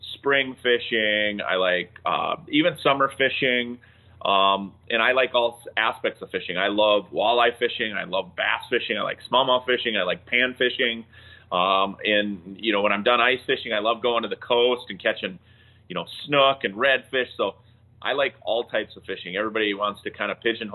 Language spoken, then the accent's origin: English; Moose Lake, Minnesota, United States; I grew up on a lake river system. That's all I did was fish. I used to take my boat to school. I grew up in Moose Lake.